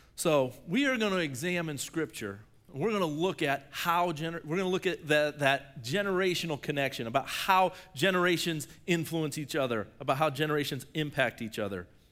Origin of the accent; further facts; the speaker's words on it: Shelby, Ohio, United States; I'm from Shelby, and we have the Black Fork River.